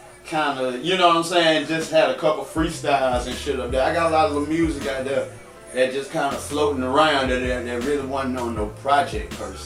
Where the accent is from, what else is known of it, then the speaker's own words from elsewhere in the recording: Atlanta, Georgia, United States; I'm from the west side. You know, I'm from the Ville